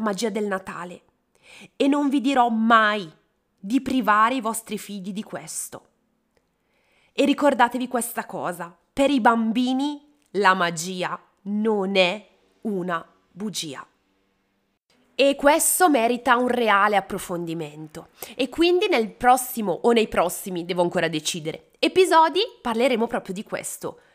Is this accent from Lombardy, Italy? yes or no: yes; Bergamo, Lombardy, Italy; Io sono di Bergamo e sono particolarmente affezionata a Santa Lucia